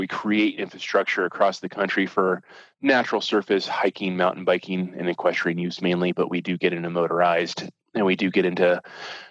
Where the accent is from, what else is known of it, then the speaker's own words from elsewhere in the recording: Southern Indiana, United States; moved away; I mainly grew up in Southern Indiana